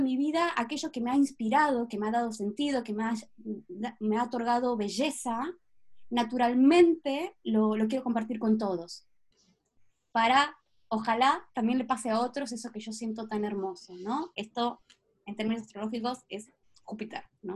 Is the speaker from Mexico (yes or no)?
no; Patagonia, Argentina; moved away; also born or lived in Buenos Aires, Argentina; Nací y crecí en Patagonia, Argentina